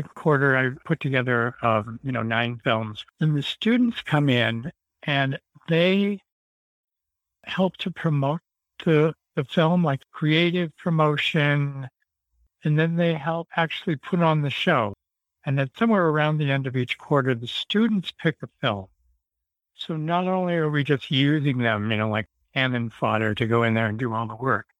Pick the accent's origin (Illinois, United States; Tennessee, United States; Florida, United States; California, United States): California, United States; Santa Barbara; I grew up in Santa Barbara and we went to Magic Lantern all the time